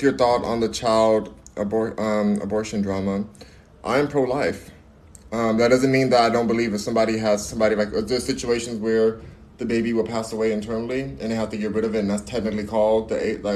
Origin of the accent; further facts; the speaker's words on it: United States; I love being American